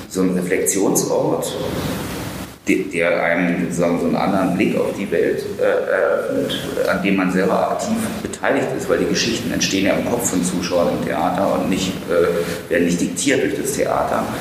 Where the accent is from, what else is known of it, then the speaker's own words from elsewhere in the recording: Germany; in meinen Heimatort äh, an der Ostsee nach Knungsborn geschleppt.